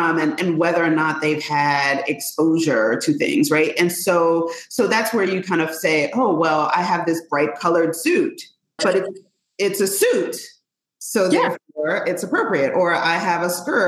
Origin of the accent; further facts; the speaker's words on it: Richmond, Virginia, United States; I grew up in Richmond